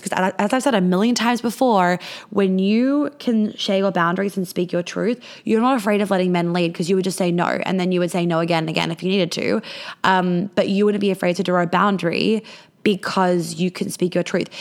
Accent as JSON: {"language": "English", "country": "Australia", "said": "I'm Australian"}